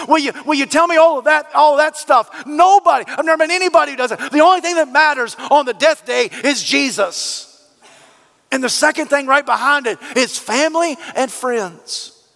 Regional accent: United States; We, as the American culture

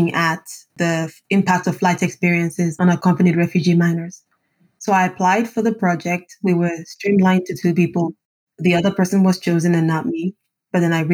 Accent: Lagos, Nigeria; moved away as an adult; also born or lived in Germany; now in Ghent, Belgium; I'm from Lagos, Nigeria, and I'm based in Ghent, Belgium

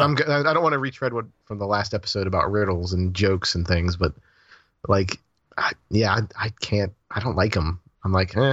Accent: Florida, United States; I'm from Florida.

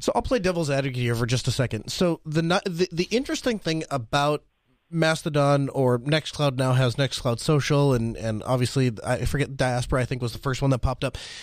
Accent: Red Forks, United States; I was born here in Red Forks.

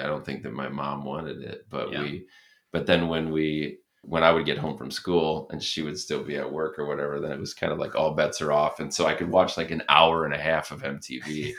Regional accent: Berrien Springs, Michigan, United States; growing up in Berrien Springs, it was like this rural place in a lot like a farm town, but with all of this diversity in it

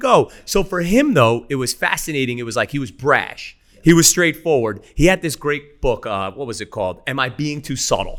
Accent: New York, United States; as a New Yorker

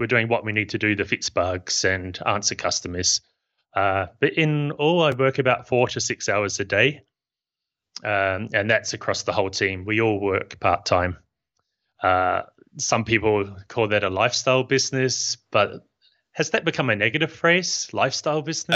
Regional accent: New Zealand; now in Barcelona, Spain; You can probably tell from my accent that I'm not from Spain. I'm from New Zealand.

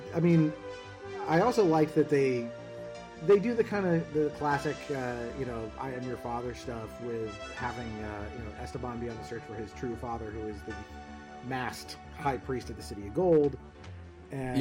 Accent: Southern California, United States; I grew up in Southern California. That's where I'm from

